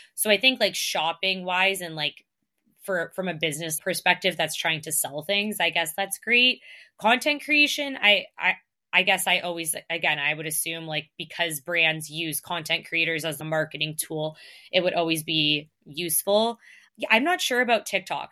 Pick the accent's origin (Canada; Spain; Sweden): Canada; accent: Canadian; I get called out on my Canadian accent all the time